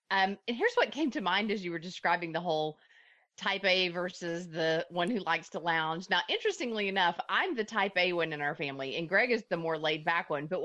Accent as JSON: {"language": "English", "town": "Dallas", "region": "Texas", "country": "United States", "said": "Yeah, I'm from Dallas"}